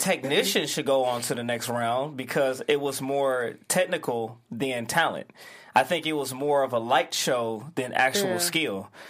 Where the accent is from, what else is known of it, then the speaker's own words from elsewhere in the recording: Detroit, Michigan, United States; No, I'm from Detroit